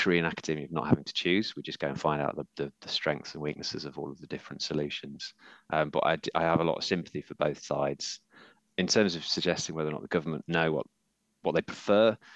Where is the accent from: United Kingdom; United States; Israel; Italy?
United Kingdom; Yorkshire and the Humber; I'm from Yorkshire